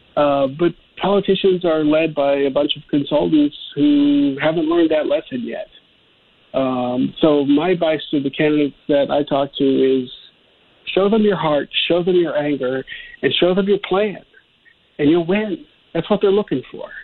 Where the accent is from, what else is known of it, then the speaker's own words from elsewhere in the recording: Ohio, United States; I'm from Ohio and, you know, we were called the Rust Belt